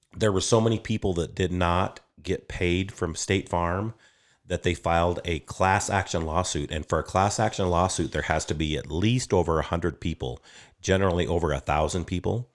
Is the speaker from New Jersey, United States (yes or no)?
no; Upton, Wyoming, United States; also born or lived in Sundance, Wyoming / Moorcroft, Wyoming; I grew up in Upton, Wyoming. I was born at Sundance, graduated high school in Moorcroft.